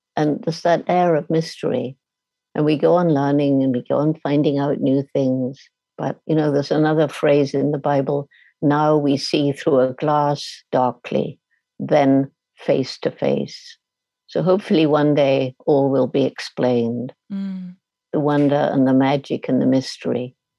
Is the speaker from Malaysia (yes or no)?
no; United Kingdom; also born or lived in Tanzania